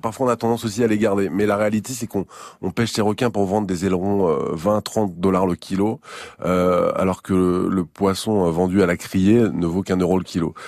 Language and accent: French; Saint-Malo, Brittany, France; je suis né à Saint-Malo, euh, au pied des remparts, au bord de la mer. J'ai été bercé toute mon enfance